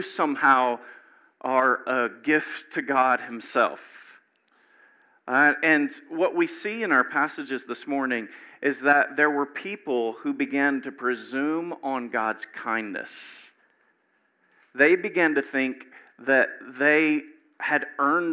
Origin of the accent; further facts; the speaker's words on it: Louisiana, United States; moved away; I grew up in Louisiana, and I had never been across the Mason-Dixon line until I was like 27